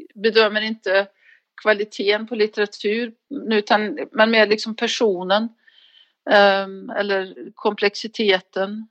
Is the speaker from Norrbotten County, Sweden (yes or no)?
no; neighbouring area of Alsterdalen, Värmland, Sweden; så växte jag upp i, alltså, våra grannar till, eh, Alsterdalen, Gustav Frödings, ehm, barndomsbygd